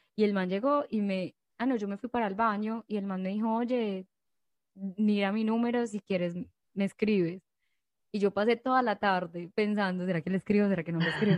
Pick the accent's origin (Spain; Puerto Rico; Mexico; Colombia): Colombia; moved away; De Colombia.